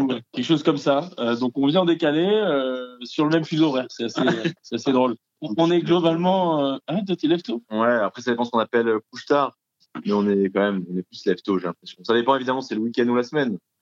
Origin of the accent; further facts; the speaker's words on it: Aix-en-Provence, Provence-Alpes-Côte d'Azur, France; on vient pour, les, pour deux tiers, c'est-à-dire Pierre et moi, du sud de la France. Et on était au collège ensemble à Aix-en-Provence